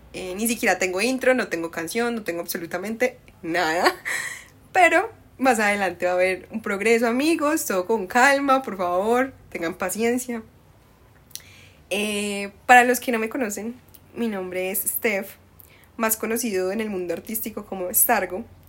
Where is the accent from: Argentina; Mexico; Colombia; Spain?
Colombia; Medellín, Antioquia; accent: paisa; also born or lived in Cali; desde los cuatro años me vine para Medellín, soy más paisa, pero la sangre es de allá